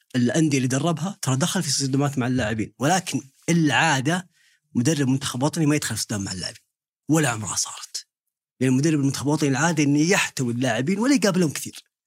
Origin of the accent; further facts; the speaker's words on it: Saudi Arabia; علينا كسعوديين